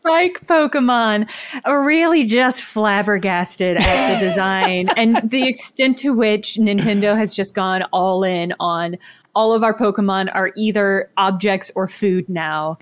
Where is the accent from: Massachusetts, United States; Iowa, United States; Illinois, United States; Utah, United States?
Illinois, United States; Southern; moved away; also born or lived in Madison, Wisconsin; I'm from Southern Illinois originally, right across the river from Saint Louis.